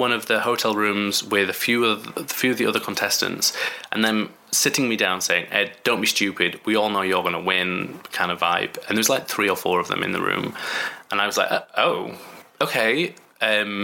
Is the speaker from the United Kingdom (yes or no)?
yes; Bradford, Yorkshire and the Humber, United Kingdom; I'm from Bradford, which is in West Yorkshire.